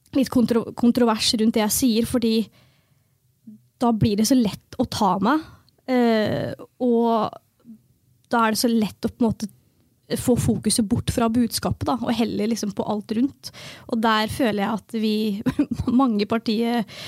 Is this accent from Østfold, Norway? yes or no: yes; Fredrikstad, Østfold, Norway; jeg er jo født og oppvokst i Fredrikstad